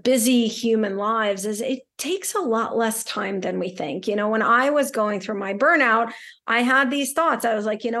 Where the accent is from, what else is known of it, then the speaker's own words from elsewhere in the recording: Saint Petersburg, Russia; also born or lived in New York City; now in Boston, United States; I grew up in St. Petersburg, Russia.